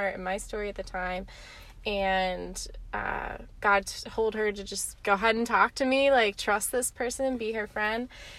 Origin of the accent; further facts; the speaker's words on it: Mechanicsville, Virginia, United States; also born or lived in Colorado; I'm from Mechanicsville, Virginia